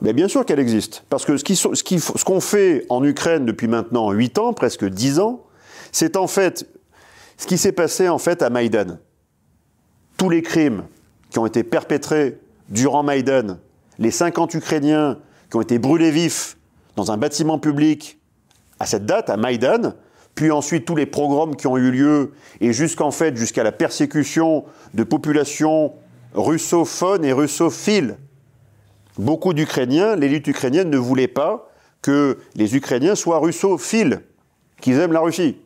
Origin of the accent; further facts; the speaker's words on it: La Seyne-sur-Mer, Provence-Alpes-Côte d'Azur, France; moved away; also born or lived in La Flèche, Sarthe; je suis né à la Seine-sur-Mer